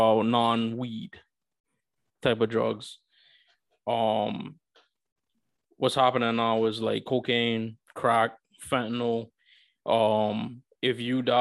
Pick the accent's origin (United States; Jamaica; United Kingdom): United States; New York; a fellow New Yorker